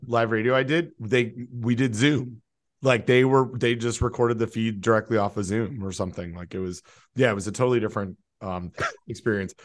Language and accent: English; Toronto, Ontario, Canada; moved away; I'm from Toronto and I'm still very much a Toronto sports fan.